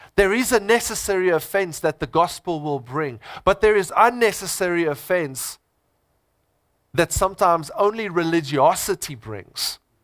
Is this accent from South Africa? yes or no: yes; South Africa; I'm first a Christian, then I'm a South African. I'm first a Christian, then I'm an Afrikaner.